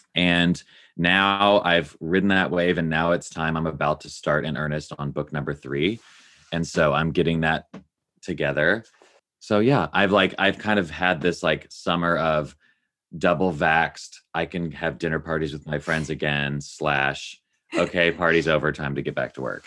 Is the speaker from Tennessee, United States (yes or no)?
yes; Nashville, Tennessee, United States; I grew up in Nashville, Tennessee, love that city, love that place